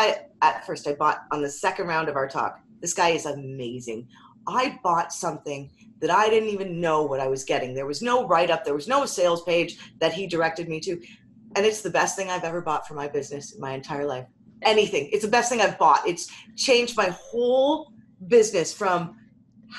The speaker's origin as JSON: {"language": "English", "country": "Canada", "said": "We're Canadian"}